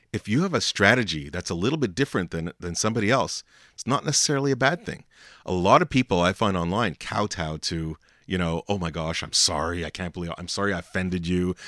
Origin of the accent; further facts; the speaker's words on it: Montreal, Quebec, Canada; I'm from Montreal